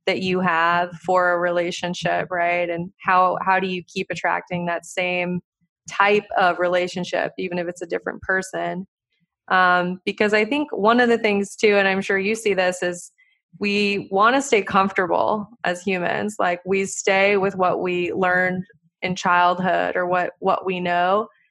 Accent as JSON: {"language": "English", "region": "Montana", "country": "United States", "tie": "born or raised there", "said": "I grew up in Montana, you know, like country"}